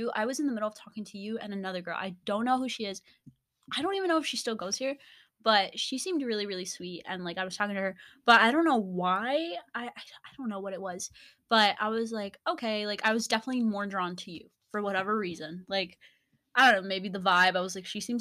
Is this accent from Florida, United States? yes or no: no; California, United States; I am from California. I already said that. I grew up in California.